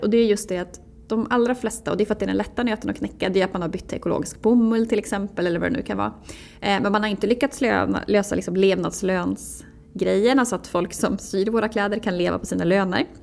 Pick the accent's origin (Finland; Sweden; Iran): Sweden; Jämtland; also born or lived in Umeå; now in Stockholm, Sweden; jag är född 1986 i, utanför Östersund. Eh, växte upp på landet